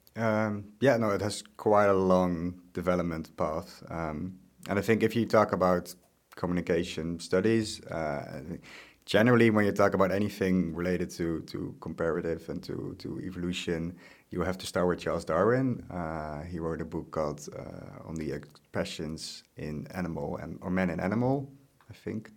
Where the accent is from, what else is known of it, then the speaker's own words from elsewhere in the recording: Netherlands; moved away as an adult; also born or lived in Groningen; now in Osnabrück, Germany; I'm from the Netherlands. I'm not originally German.